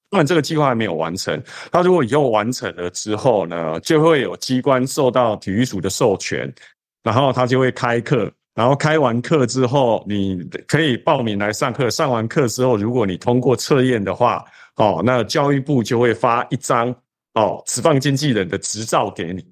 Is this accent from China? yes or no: no; Taiwan; 我跟大部分的台湾人一样，哦，就是我们从小都是看棒球长大的